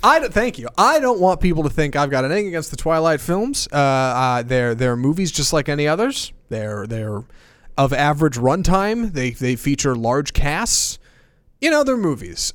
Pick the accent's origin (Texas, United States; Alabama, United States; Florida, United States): Texas, United States; Houston; I grew up in Houston